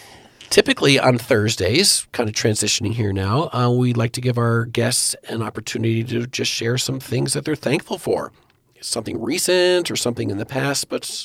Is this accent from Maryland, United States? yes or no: no; New Jersey, United States; moved away; Now, I grew up in New Jersey